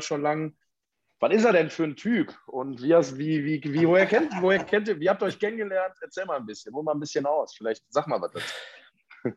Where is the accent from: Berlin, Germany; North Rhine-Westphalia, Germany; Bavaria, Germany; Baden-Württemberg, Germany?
North Rhine-Westphalia, Germany; Ruhr area; hier bei uns im Ruhrgebiet